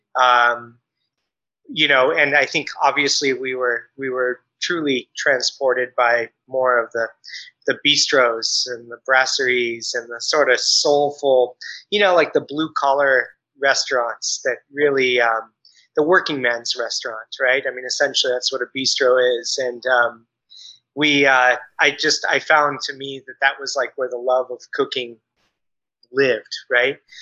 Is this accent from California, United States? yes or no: yes; Bay Area, California, United States; also born or lived in New York / Chicago / Michigan; We're from the Bay Area, and we met, as uh, she said, in college.